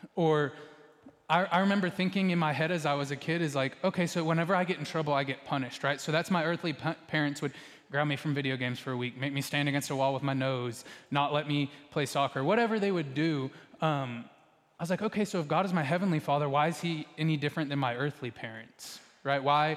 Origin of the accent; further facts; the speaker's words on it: Texas, United States; most of us in here, if we grew up in Texas